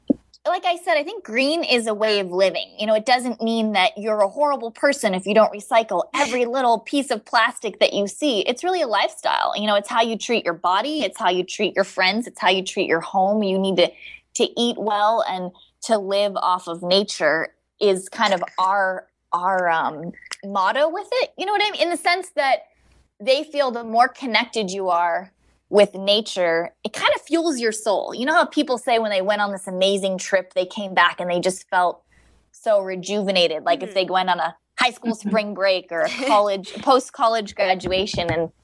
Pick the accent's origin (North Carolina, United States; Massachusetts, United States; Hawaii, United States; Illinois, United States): Hawaii, United States; I grew up in Hawaii and all over the world